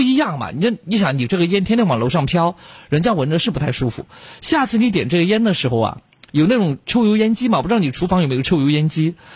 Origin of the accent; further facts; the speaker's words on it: Chongqing, China; accent: Chongqing dialect; 咱们重庆话说的瓢儿白